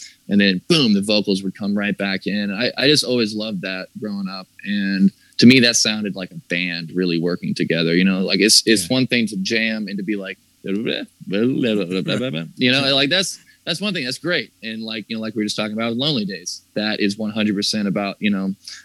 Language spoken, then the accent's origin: English; the South, United States; growing up in the South